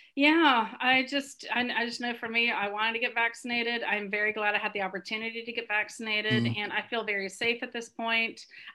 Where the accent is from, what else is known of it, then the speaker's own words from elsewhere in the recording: Southern United States, United States; now in Northern United States; I've lived my adult life in the North, but I was born and raised deep in the South.